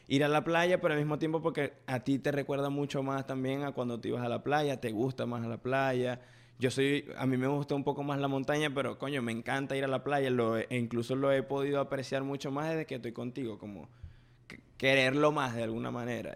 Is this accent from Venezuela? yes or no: yes; Venezuela; now in United States; por primera vez desde que estoy en Estados Unidos, pude hablar con alguien de la ciudad de donde yo vengo